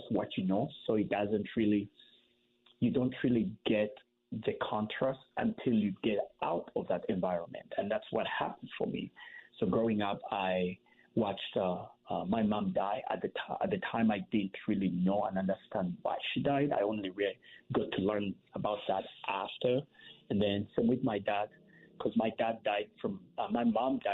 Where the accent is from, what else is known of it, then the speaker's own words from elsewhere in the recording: Kampala, Central Region, Uganda; moved away; I grew up in Kampala